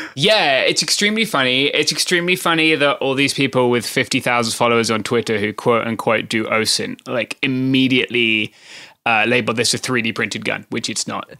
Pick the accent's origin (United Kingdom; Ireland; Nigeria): United Kingdom; accent: British; now in Southern California, United States